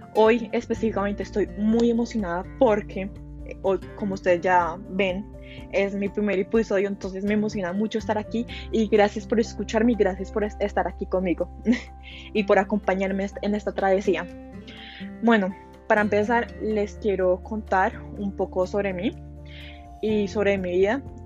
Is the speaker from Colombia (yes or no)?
yes; Colombia; also born or lived in Hollywood, Florida, United States; vivo en Colombia, pero originalmente, o sea, nací en Hollywood, eh, Florida, o sea, en Estados Unidos. A los 6 ah, años, por temas personales, eh, me tuve que mudar a Colombia